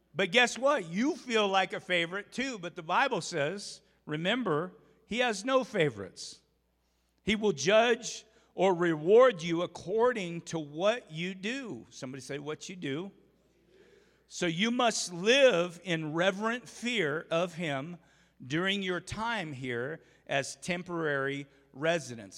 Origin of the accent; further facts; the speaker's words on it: Umatilla, Oregon, United States; I grew up on the Umatilla River or the Columbia River there in Umatilla, Oregon